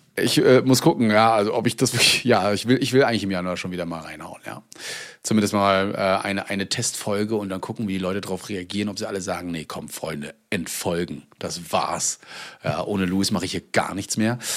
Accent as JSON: {"language": "German", "region": "East Germany", "country": "Germany", "said": "Hier auch bei uns im Osten."}